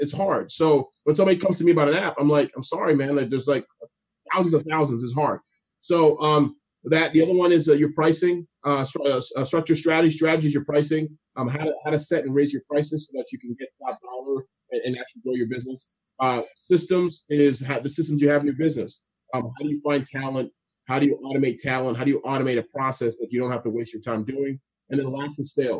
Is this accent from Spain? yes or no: no; Canada; moved away; also born or lived in D.C. area; I speak French a little bit too, being Canadian